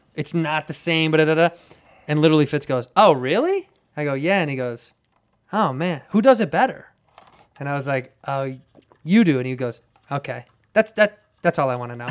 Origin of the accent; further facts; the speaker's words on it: Chicago, Illinois, United States; growing up in Chicago